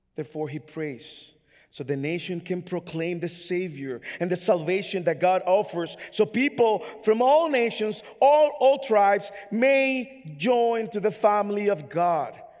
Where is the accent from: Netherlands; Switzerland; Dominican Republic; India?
Dominican Republic; English is a second language; now in United States; I'm from the Dominican Republic